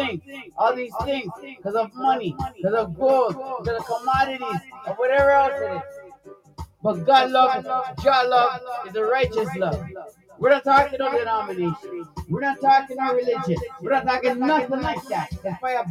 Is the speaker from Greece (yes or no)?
no; Toronto, Ontario, Canada; in Canada, I'm from Canada, Toronto